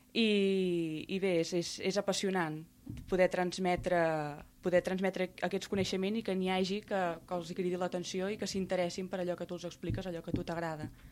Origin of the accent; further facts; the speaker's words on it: Reus, Catalonia, Spain; a Reus, la ciutat d'on sóc